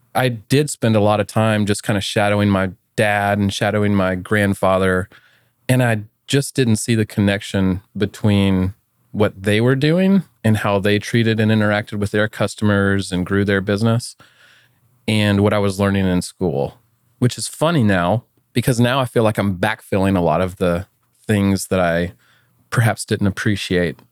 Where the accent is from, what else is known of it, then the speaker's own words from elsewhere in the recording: Atlanta, Georgia, United States; moved away as an adult; also born or lived in Auburn, Alabama; now in Austin, United States; I grew up in Atlanta, Georgia. So I'm a true son of the South.